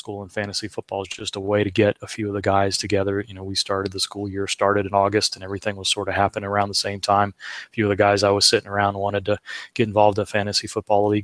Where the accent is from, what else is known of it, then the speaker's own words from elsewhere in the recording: Cincinnati, Ohio, United States; I grew up in Cincinnati